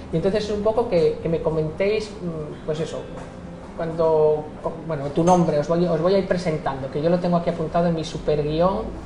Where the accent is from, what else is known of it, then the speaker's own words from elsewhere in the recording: Spain; yo soy española, eh, nacida en España